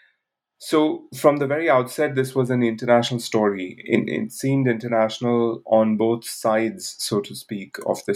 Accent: India; moved away as an adult; also born or lived in Bangalore; I grew up in India, where I lived till the age of 23

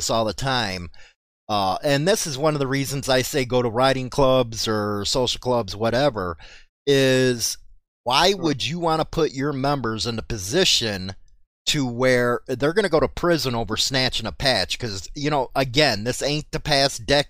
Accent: Chicago, Illinois, United States; growing up in Chicago

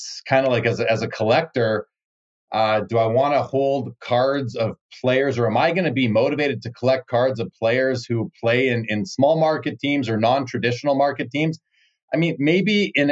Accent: Canada; As a Canadian myself

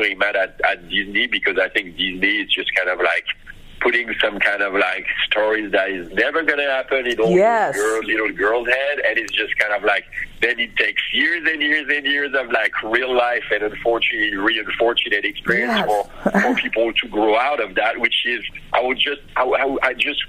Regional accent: France; moved away; growing up in France

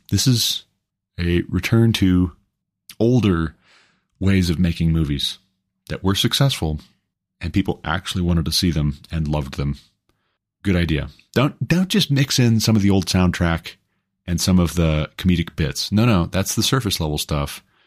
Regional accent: United States; I'm an American

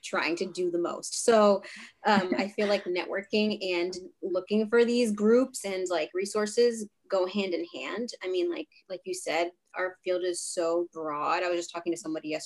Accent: Rhode Island, United States; also born or lived in Boston; I'm from Rhode Island, born and raised

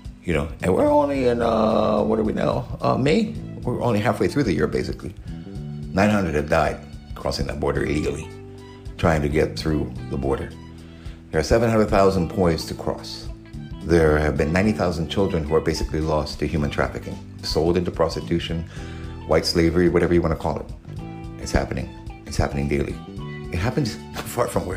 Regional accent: Southern California, United States; Growing up in Southern California

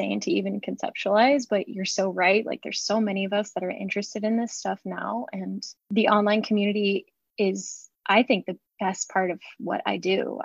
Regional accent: St. Augustine, Florida, United States; I grew up in St. Augustine, Florida

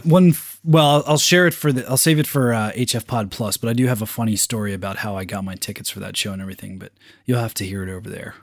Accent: Philadelphia, Pennsylvania, United States; my hometown, Philadelphia

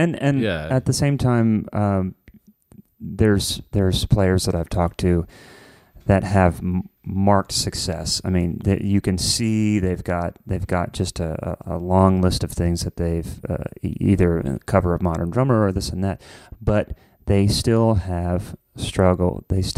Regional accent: Columbus, Ohio, United States; or like even in Columbus where I'm from, there was.

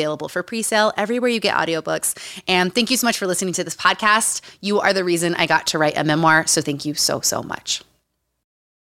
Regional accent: Utah, United States; Growing up in Utah.

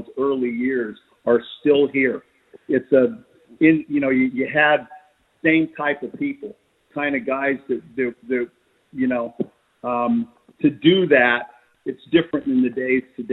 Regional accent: Los Angeles, California, United States; accent: Southern Californian; moved away as an adult; now in Australia; I'm from Hollywood. And born in Hollywood, you know, California. And you had the accent

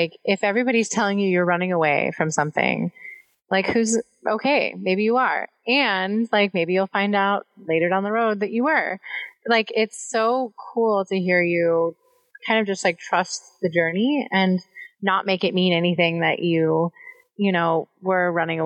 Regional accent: East Coast, United States; moved away as an adult; I'm originally from the East Coast

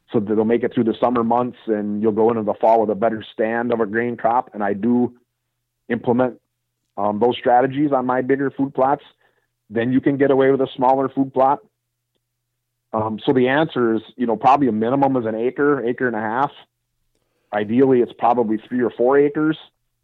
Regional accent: Wisconsin, United States; I mean, I'm from Wisconsin, and we have deer herds in the northern part of Wisconsin that deal with 150 inches of snow

